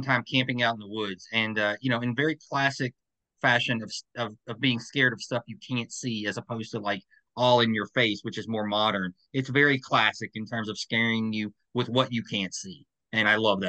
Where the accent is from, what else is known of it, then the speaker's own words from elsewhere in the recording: Hopkinsville, Kentucky, United States; My hometown, Hopkinsville, Kentucky